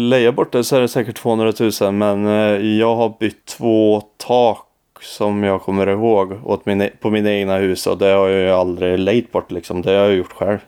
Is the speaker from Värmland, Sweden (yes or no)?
yes; Forshaga, Värmland, Sweden; huset mitt emot min mor och far på gatan där jag är uppvuxen